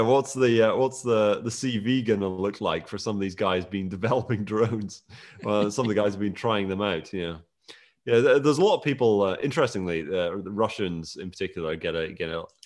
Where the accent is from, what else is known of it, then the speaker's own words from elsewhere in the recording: Scotland, United Kingdom; I was born and raised in Scotland